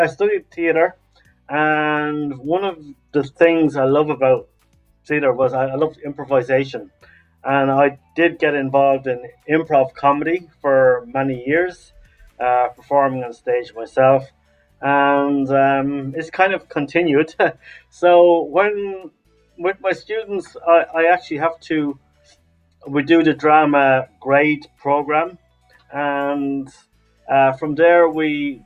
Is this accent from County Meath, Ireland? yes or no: no; Laois, Ireland; now in Dublin, Ireland; originally from County Leash here in Ireland, but I live in Dublin